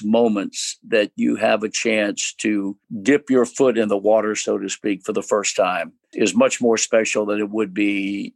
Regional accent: Virginia, United States; I was born and raised in Virginia

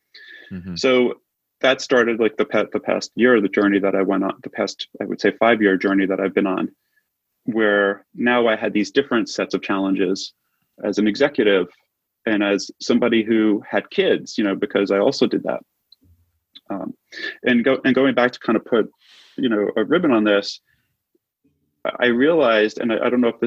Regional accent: New York City, New York, United States; moved away as an adult; also born or lived in Manhattan; now in Los Angeles, United States; I was born and raised in Brooklyn

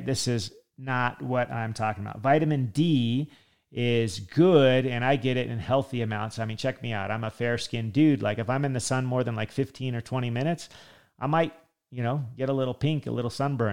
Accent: California, United States; I grew up in California

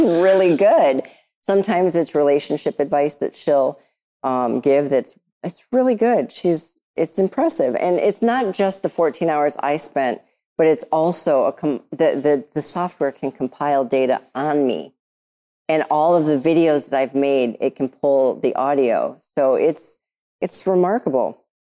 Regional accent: Detroit, Michigan, United States; I'm from Detroit.

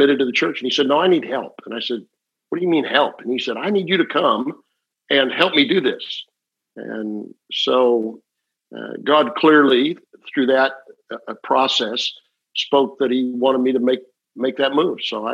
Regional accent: Omaha, Nebraska, United States; moved away as an adult; also born or lived in Oklahoma City, Oklahoma / Amarillo, Texas; I grew up in Omaha, Nebraska.

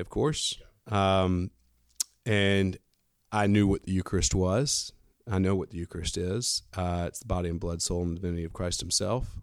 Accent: Fairhope, Alabama, United States; I'm born and raised in Fairhope, Alabama

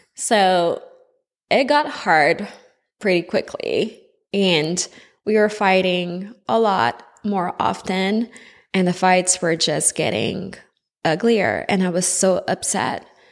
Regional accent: Montreal, Quebec, Canada; I was born in Montreal, Quebec, in Canada, so you might pick up on a little accent here and there

